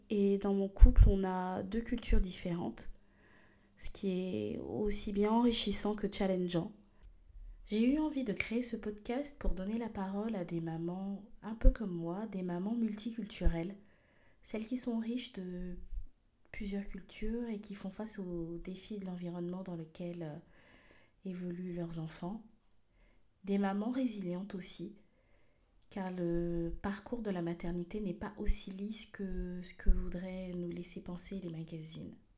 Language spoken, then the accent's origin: French; Gabon; now in France; je suis originaire du Gabon, mais je vis en France depuis déjà euh, plus d'une décennie